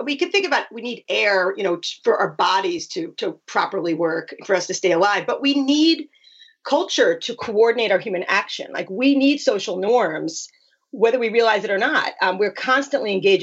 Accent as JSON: {"language": "English", "region": "New York", "country": "United States", "said": "I'm from New York"}